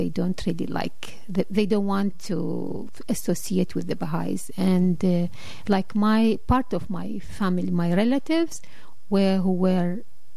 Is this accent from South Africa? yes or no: no; Iraq; first language Arabic; English is a second language; moved away as an adult; also born or lived in Iran / Cameroon; I was born and bred in Iraq